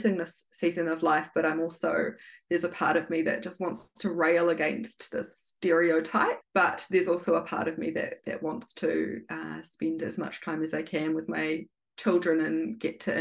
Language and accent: English; Feilding, Manawatū-Whanganui, New Zealand; Gabrielle and I grew up in Fielding, in rural New Zealand